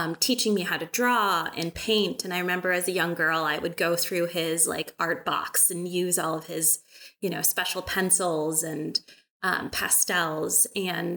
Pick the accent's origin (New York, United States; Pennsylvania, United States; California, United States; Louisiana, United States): California, United States; Bay Area; moved away as an adult; also born or lived in Milwaukee, Wisconsin / rural Wisconsin; now in Wisconsin, United States; I grew up in California. I grew up in the Bay Area